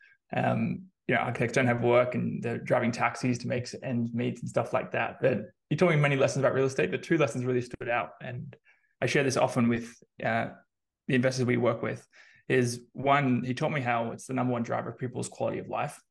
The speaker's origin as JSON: {"language": "English", "country": "Australia", "moved": "as an adult", "lives_now": "San Francisco, United States", "said": "I'm originally Australian, as I'm sure you can tell from the accent."}